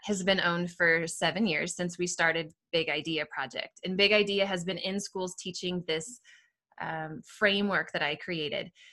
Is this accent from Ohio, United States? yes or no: no; Seattle, Washington, United States; moved away as an adult; also born or lived in Southern California; now in Littleton, United States; I grew up in Seattle area, Washington, um, outside of Seattle